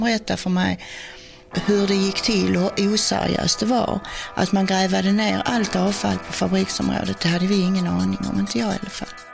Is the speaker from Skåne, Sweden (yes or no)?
yes; Teckomatorp, Skåne, Sweden; jag är född i Teckomatorp. Jag har bott här alltid